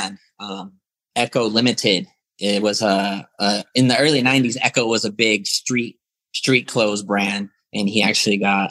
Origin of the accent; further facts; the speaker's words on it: Lawrence, Kansas, United States; I was born and raised in Lawrence, Kansas. So I'm a country boy.